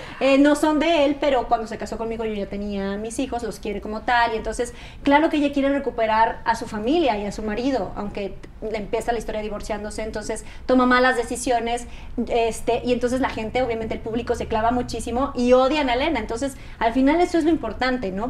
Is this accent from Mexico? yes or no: yes; Mexico; como muchos mexicanos